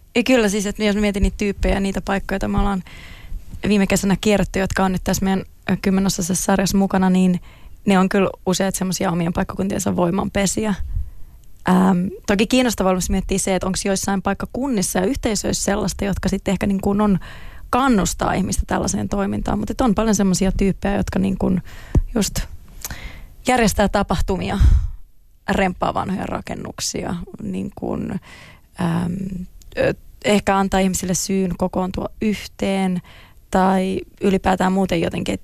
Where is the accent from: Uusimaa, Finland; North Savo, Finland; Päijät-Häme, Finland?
Uusimaa, Finland; Klaukkala; born or raised there; also born or lived in Helsinki / Turku